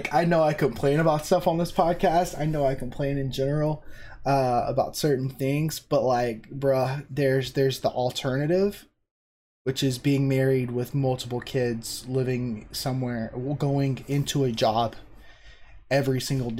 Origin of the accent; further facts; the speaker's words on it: South Carolina, United States; I grew up in South Carolina, lived in the same house my entire life until I went to college